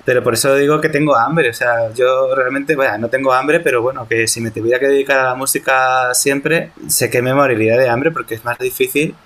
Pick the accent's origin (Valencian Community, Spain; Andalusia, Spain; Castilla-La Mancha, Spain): Castilla-La Mancha, Spain; Toledo; soy de Toledo